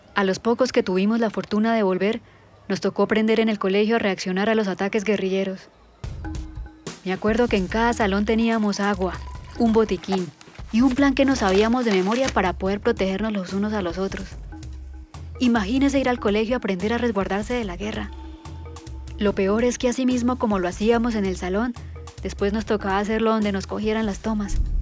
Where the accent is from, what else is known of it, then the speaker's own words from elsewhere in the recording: Caldono, Cauca, Colombia; Yo nací en Caldono, Cauca, en 1993